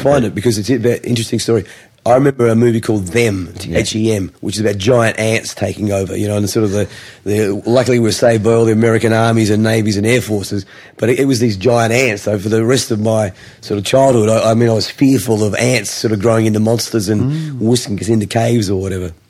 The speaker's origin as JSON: {"language": "English", "town": "Adelaide", "region": "South Australia", "country": "Australia", "tie": "born or raised there", "also_born_or_lived": "Gosford, New South Wales", "said": "I sort of grew up uh, in Adelaide"}